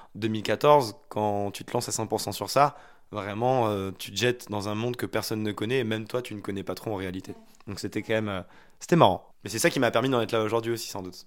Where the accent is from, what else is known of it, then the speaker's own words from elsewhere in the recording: Haute-Loire, Auvergne-Rhône-Alpes, France; Je viens d'un petit village de Haute-Loire, un lieu-dit de 200 habitants